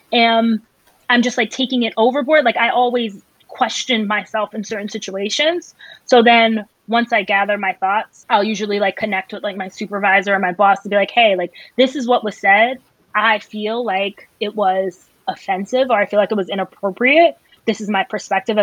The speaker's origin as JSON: {"language": "English", "region": "Northeast", "country": "United States", "said": "I'm from the Northeast"}